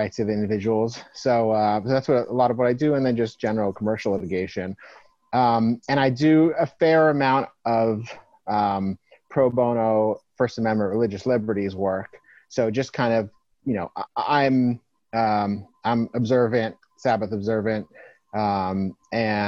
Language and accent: English; Northern California, United States; I grew up in Northern California